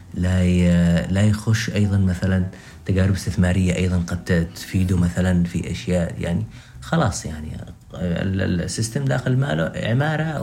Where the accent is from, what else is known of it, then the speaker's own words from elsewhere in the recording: Yemen; إحنا كمجتمع يمني